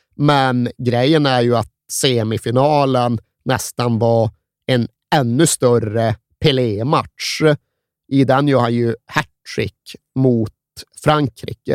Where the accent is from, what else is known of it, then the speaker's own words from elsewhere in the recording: Sweden; moved away; jag växte upp där jag växte upp. Jag hade 130 mil till